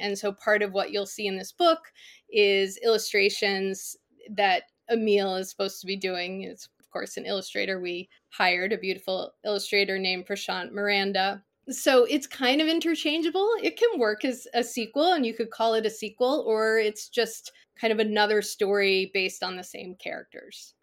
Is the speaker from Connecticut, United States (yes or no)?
yes; Connecticut, United States; I grew up in Connecticut